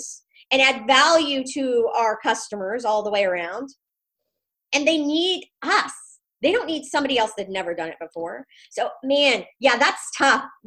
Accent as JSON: {"language": "English", "region": "Missouri", "country": "United States", "said": "I'm from Missouri."}